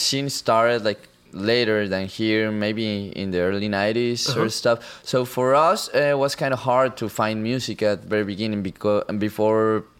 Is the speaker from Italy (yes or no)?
no; Colombia